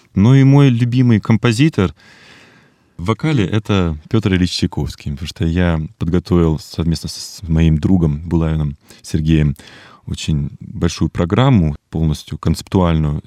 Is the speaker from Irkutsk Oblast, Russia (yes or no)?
yes; Irkutsk, Irkutsk Oblast, Russia; moved away as an adult; now in Moscow, Russia; в этом городе, в Иркутске, моем родном городе